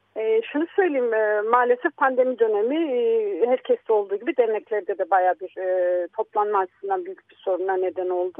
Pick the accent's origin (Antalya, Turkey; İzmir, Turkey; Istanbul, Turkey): Istanbul, Turkey; also born or lived in Samsun; Bizler diyelim ki İstanbul'da büyüdük. Ben Samsun'da doğmuş, 3,5-4 e, yaşındayken İstanbul'da gelmiş bir insan olarak